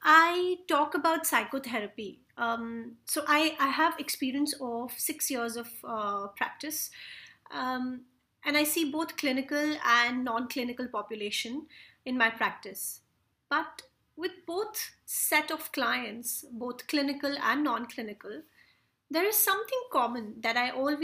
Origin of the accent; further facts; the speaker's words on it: India; I come from India